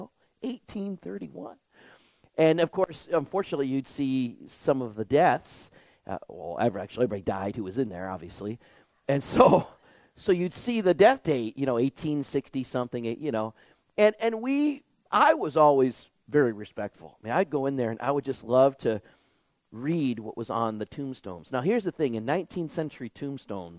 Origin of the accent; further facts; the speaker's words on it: Detroit, Michigan, United States; growing up in Michigan, in the 1980s, the developments of Detroit, the city I lived